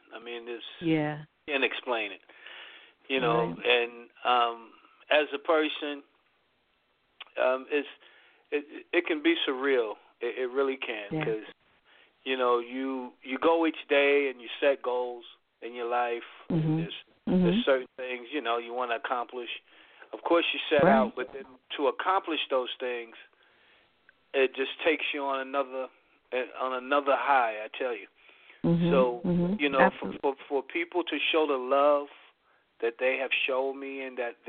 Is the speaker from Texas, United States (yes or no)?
yes; Fort Hood, Texas, United States; I grew up out in Texas, Fort Hood, Texas.